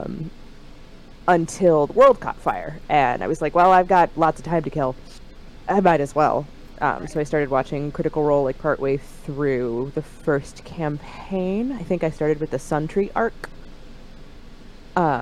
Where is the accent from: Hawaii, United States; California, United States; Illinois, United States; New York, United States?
Illinois, United States; Central; I am from Central Illinois, smack dab in the middle of, well, not technically in the middle